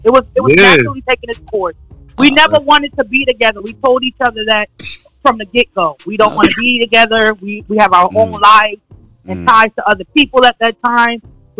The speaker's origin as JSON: {"language": "English", "region": "New Jersey", "country": "United States"}